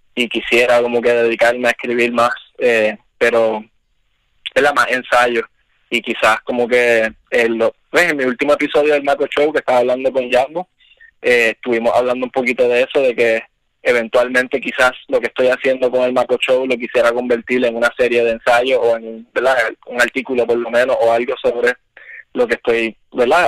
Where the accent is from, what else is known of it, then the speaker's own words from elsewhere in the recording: Isabela, Puerto Rico; yo me crié en Isabela originalmente